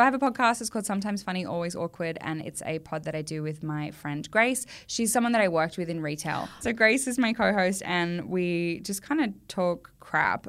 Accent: Australia; as an Australian actor

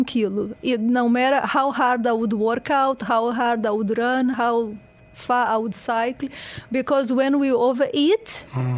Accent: Porto Alegre, Rio Grande do Sul, Brazil; English is a second language; moved away as an adult; also born or lived in Rio de Janeiro, Brazil / United Kingdom; now in Dubai, United Arab Emirates; I'm from Brazil. So then I born in Porto Alegre in the south. So I was doing all this crazy sport there.

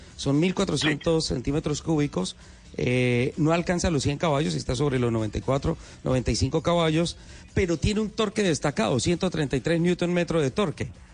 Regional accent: San Gil, Santander, Colombia; moved away; Esa es mi tierra, es mi cuna

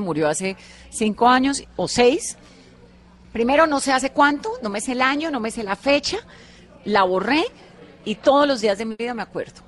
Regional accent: Valle del Cauca, Colombia; soy vallecaucana

